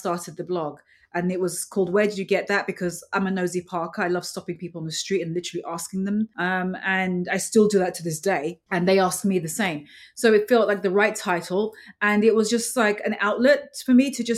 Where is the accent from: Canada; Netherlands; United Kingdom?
United Kingdom; London; moved away as an adult; now in New York, United States; When I grew up later on in London and then moving to New York